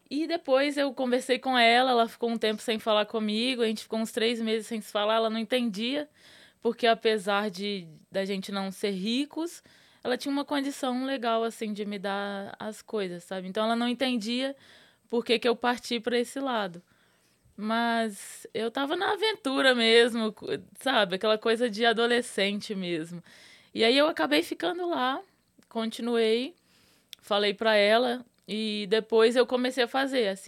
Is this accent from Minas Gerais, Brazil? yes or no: yes; Minas Gerais, Brazil; moved away as an adult; also born or lived in Rio de Janeiro; Saí de Minas e fui pro Rio.